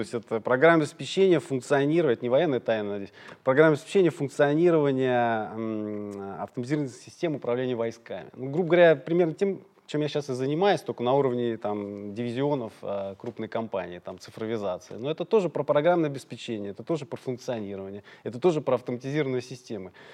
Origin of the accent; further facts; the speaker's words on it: Moscow, Russia; я из Орехова-Борисова